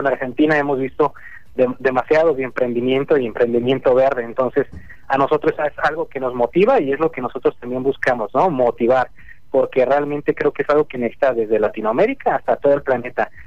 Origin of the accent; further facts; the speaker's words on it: Mexico; aquí en mi, en mi país en México